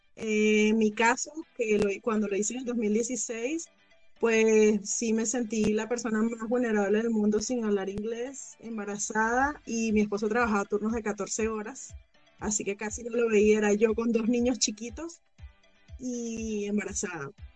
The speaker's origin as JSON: {"language": "Spanish", "country": "Venezuela", "moved": "as an adult", "lives_now": "United States", "said": "yo emigré en el año 2016 desde Venezuela"}